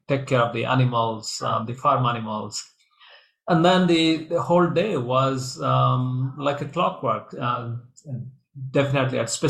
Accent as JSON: {"language": "English", "country": "India", "tie": "born or raised there", "moved": "yes", "said": "I grew up in India"}